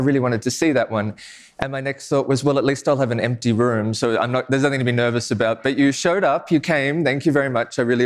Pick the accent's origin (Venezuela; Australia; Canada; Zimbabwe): Australia; I'm Australian